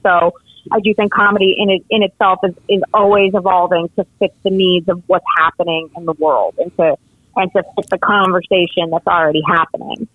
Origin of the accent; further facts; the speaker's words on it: Miami, Florida, United States; also born or lived in North Jersey, New Jersey; I did grow up and was raised in Miami